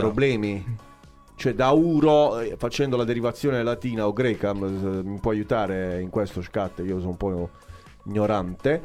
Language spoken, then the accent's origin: Italian; Apulia, Italy; siamo al sud e siamo in Puglia